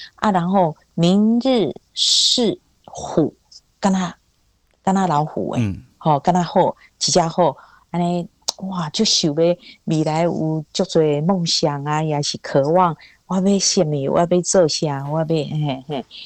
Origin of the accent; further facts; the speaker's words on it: Taiwan; first language Hakka; Chinese is a second language; 很小的时候以为世界所有的人都跟我讲的话是一样客家话